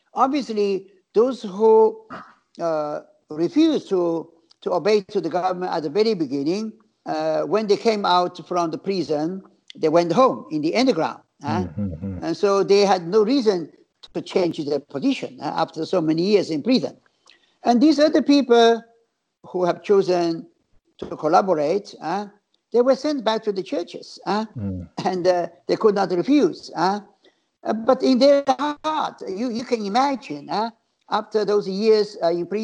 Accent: Shanghai, China; also born or lived in Italy; now in Hong Kong; I grew up in Shanghai, but then I joined the Salesians, and we enjoyed peace in Hong Kong

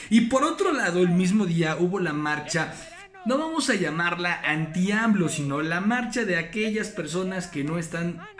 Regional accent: Mexico; Todos somos mexicanos.

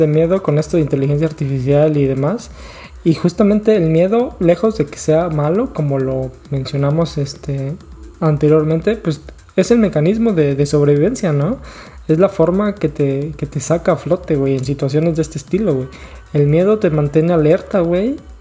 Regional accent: Guerrero, Mexico; also born or lived in Tlaxcala; yo soy de Tlaxcala, me crié en Guerrero

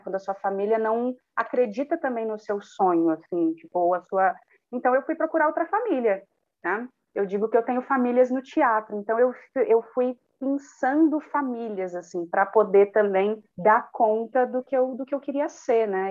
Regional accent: Cubatão, São Paulo, Brazil; quilombola nascida e criada na cidade de Cubatão

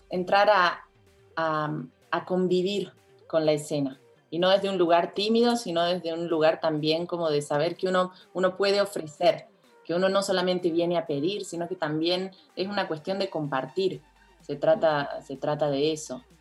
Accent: Córdoba, Argentina; moved away as an adult; also born or lived in Buenos Aires; now in Mexico; cuando me mudé de Córdoba Argentina, a Buenos Aires, mi actitud era más pasiva.

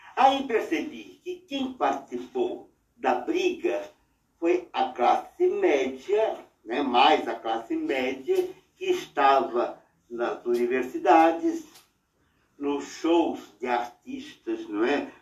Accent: São Paulo, Brazil; morávamos na Vila Mariana, onde meus pais eram zeladores de um prédio

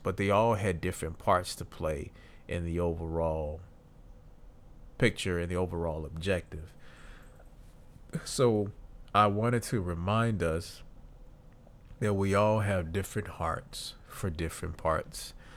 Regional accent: Deep South, United States; we basically live in the deep south, but we, we've, I've lived here my entire life

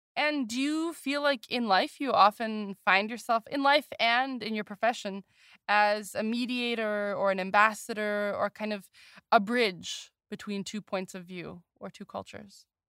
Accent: United States; as an American

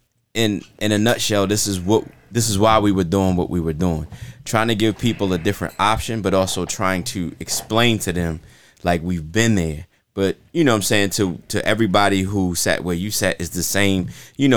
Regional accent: Baltimore, Maryland, United States; the state of Baltimore

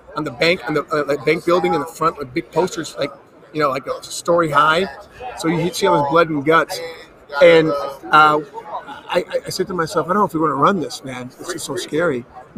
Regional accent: Detroit, Michigan, United States; I'm from Detroit

